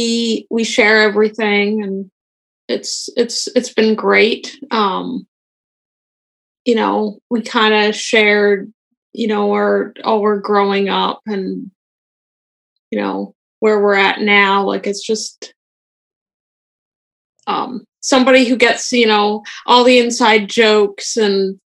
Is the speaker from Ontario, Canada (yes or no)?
no; Dawson Creek, British Columbia, Canada; also born or lived in Fort St. John, British Columbia; We grew up in Dawson Creek, which is a fairly small town in northeastern BC.